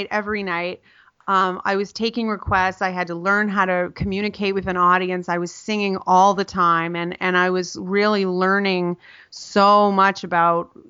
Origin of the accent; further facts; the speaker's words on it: Canada; moved away; I'm Canadian, so my undergrad was in Canada